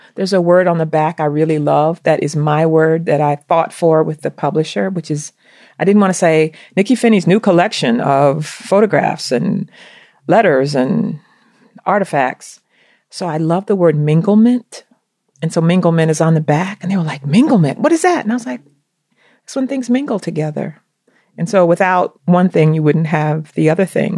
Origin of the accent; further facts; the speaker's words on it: the South, United States; growing up in the South